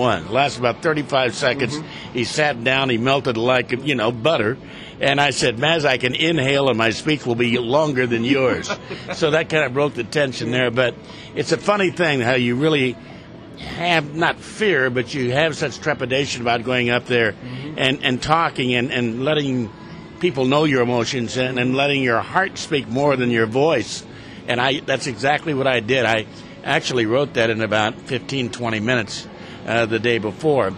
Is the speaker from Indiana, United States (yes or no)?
yes; Indiana, United States; born or raised there; moved away as an adult; also born or lived in Los Angeles, United States; now in Seattle, United States